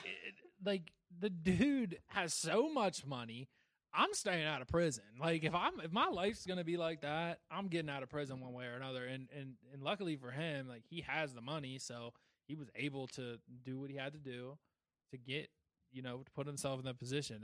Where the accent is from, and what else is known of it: Wheeling, West Virginia, United States; born or raised there